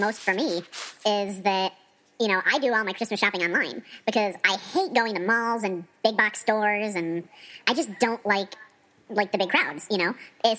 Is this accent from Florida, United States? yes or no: yes; Florida, United States; moved away; I'm originally from Florida